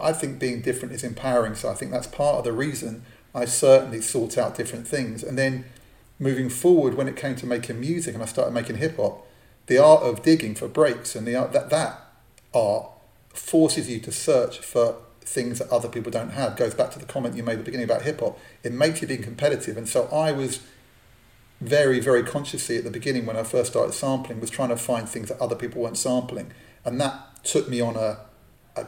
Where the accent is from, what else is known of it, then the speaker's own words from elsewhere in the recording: London, United Kingdom; I grew up in Northwest London, Jewish community.